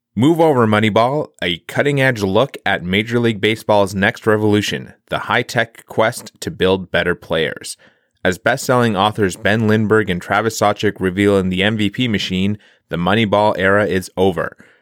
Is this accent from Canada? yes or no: yes; Ottawa, Ontario, Canada; the Ottawa Champions here in, uh, in my hometown